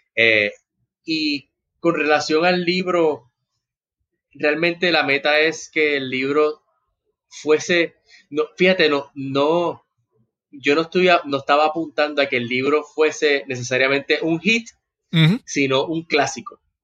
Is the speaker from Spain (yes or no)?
no; Puerto Rico; como boricua, como latino